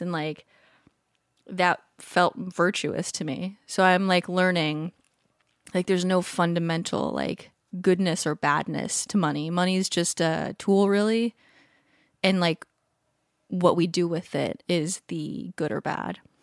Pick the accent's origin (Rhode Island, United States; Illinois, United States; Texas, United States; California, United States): California, United States; Southern; I grew up in Southern California